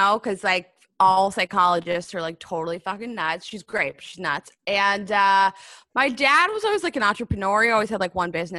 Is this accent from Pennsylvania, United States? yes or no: yes; Pittsburgh, Pennsylvania, United States; I love Pittsburgh. I born and raised.